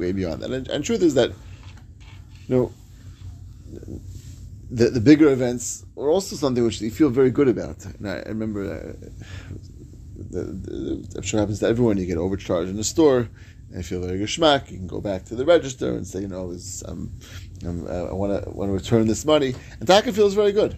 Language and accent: English; New York, United States; moved away; as a New Yorker